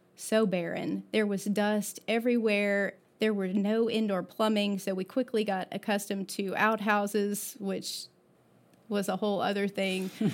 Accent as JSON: {"language": "English", "region": "Florida", "country": "United States", "tie": "born or raised there", "said": "I was born in Florida"}